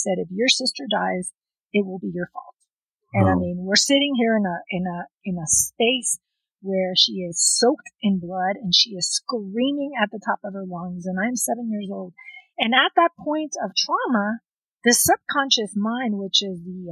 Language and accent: English; South Texas, United States; also born or lived in Lyon, France; They raised us in South Texas